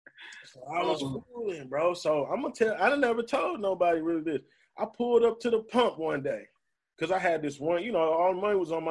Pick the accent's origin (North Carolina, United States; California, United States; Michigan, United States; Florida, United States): Michigan, United States; Detroit; I'm from Detroit